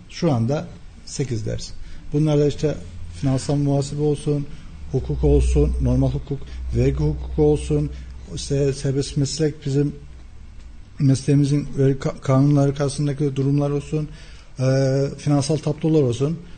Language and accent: Turkish; Kayseri Province, Turkey; 1982 Kayseri doğumluyum.